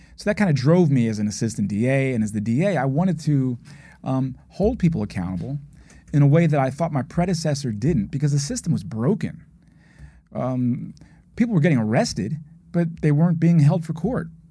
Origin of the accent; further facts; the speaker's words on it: Philadelphia, Pennsylvania, United States; I grew up in West Philadelphia